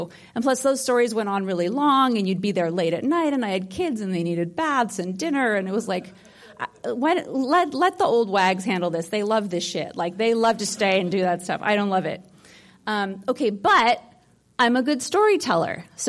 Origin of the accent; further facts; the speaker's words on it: Hollywood, California, United States; I grew up in Hollywood in a family of storytellers.